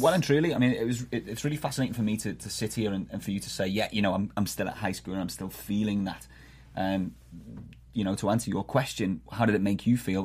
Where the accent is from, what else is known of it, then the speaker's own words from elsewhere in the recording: Liverpool, North West England, United Kingdom; moved away as an adult; now in Boston, United States; I'm originally from Liverpool, England